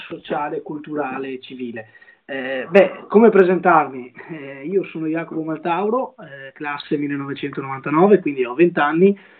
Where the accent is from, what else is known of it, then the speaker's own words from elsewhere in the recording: Monteviale, Veneto, Italy; nel mio paese di origine, nel mio comune di origine, ovvero Monteviale, un comune della città